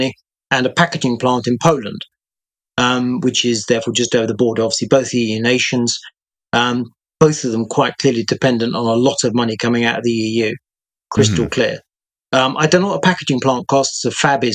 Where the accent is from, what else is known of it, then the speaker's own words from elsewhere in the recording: United Kingdom; I speak here as a Brit